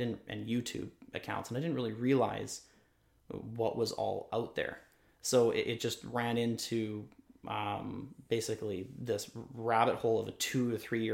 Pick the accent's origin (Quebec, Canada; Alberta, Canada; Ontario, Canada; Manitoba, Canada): Manitoba, Canada; Boissevain; work remotely for them in Boisvane, which is my hometown